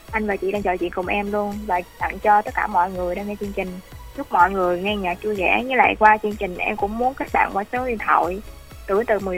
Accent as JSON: {"language": "Vietnamese", "region": "Đồng Nai", "country": "Vietnam", "tie": "born or raised there", "said": "em sinh sống ở đó giờ cũng ở Đồng Nai luôn ạ."}